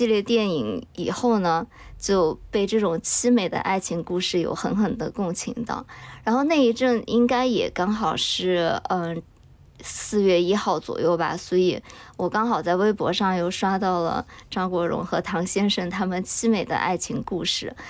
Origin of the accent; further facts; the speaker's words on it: Chengdu, Sichuan, China; moved away; 因为我老家在成都嘛，其实是一个比较内陆的城市。我小时候没有怎么受到过那种香港文化的影响